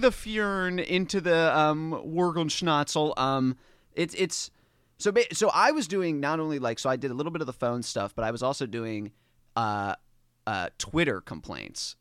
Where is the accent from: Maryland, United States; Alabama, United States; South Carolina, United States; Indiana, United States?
Maryland, United States; Dundalk; moved away as an adult; also born or lived in New York City; I'm from Dundalk, Maryland, um, which is, like, right outside of Baltimore City